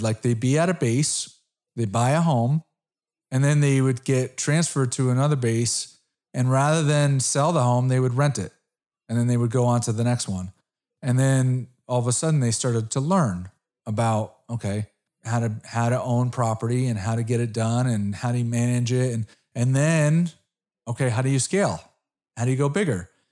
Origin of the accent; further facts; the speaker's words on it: Connecticut, United States; I'm from Connecticut.